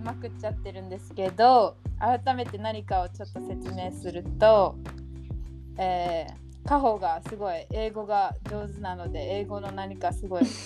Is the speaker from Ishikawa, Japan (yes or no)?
no; Ishigaki, Okinawa, Japan; 石垣島出身沖縄県在住です